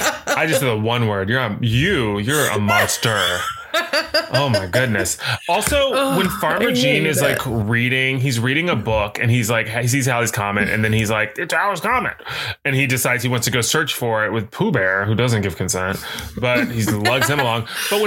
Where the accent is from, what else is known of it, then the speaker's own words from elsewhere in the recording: the South, United States; I'm from the South